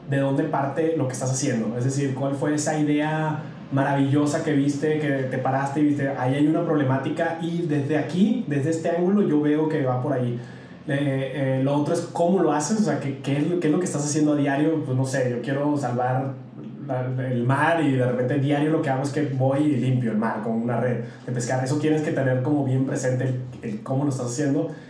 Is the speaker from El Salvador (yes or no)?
no; Mexico; yo siempre digo que soy mexicano. O sea, al final no puedo olvidar mis raíces eh, fui criado de una manera, amo mi cultura, amo, a pesar de que me viene muy chavito, pero amo México profundamente